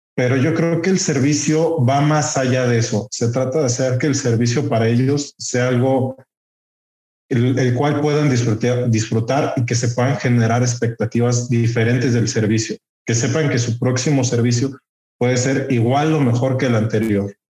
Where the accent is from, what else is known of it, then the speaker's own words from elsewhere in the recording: Texcoco, State of Mexico, Mexico; orgullosamente texcocano. De hecho, Curiosamente cuentan mis papás que la semana de nacido yo llegué aquí a Texcoco, entonces como tal, pues yo soy más de Texcoco que de la Ciudad de México